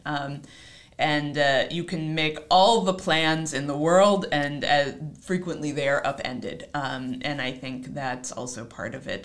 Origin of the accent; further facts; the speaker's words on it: Seattle, Washington, United States; now in Providence, United States; I am a native of Seattle. I was born and raised on the West Coast